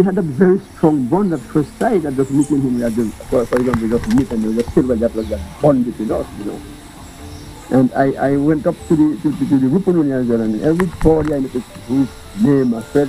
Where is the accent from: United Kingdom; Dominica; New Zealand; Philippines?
Dominica; When I was born and bred on the Carib Reserve, on the Carib territory